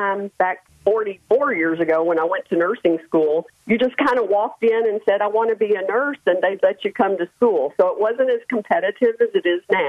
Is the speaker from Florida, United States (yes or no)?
no; Memphis, Tennessee, United States; moved away as an adult; I grew up in Memphis, Tennessee